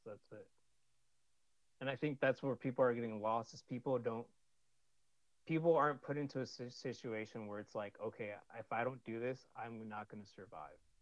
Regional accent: California, United States; also born or lived in Sunnyvale, California / Santa Clara, California / San Jose, California; I'm from California

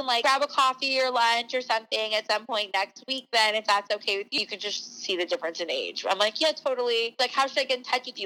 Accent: Toronto, Ontario, Canada; now in Los Angeles, United States; that's where I grew up

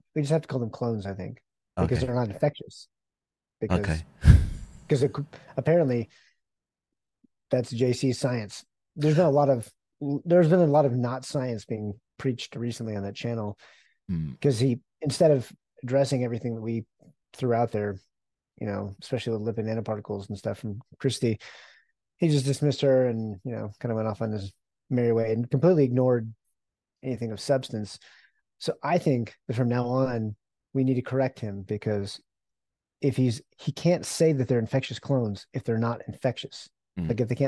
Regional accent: Texas, United States; moved away as an adult; also born or lived in Japan; I'm still Texan

